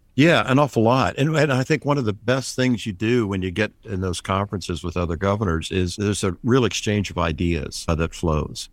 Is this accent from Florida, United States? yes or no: yes; St. Petersburg, Florida, United States; also born or lived in Pennsylvania; I was born in Pennsylvania, but moved to St. Petersburg when I was three years old